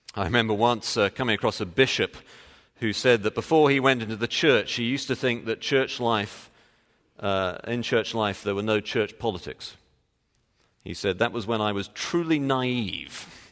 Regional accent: England, United Kingdom; moved away; being English

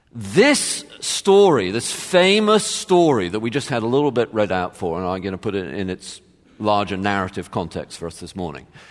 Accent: suburbs of London, United Kingdom; moved away; my home church at the time. I grew up in the Church of England and it was a, a, a, a very kind of typical Church of England church, um, in the suburbs of London

